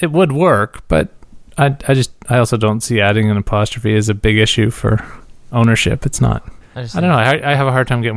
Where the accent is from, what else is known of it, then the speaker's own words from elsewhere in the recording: Canada; as a Canadian